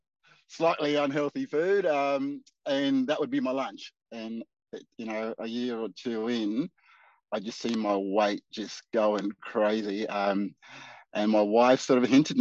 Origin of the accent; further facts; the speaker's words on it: Darwin, Northern Territory, Australia; moved away as an adult; now in Geelong, Australia; I'm originally from Darwin, Northern Territory, and I moved down to Geelong. It's my seventh year now